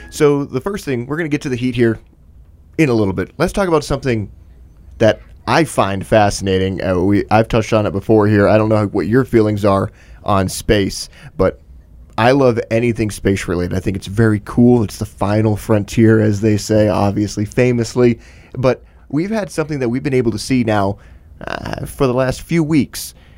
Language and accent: English; Michigan, United States; growing up in Michigan